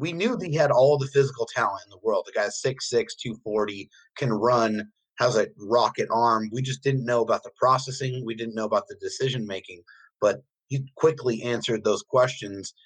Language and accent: English; San Diego, California, United States; We're all from San Diego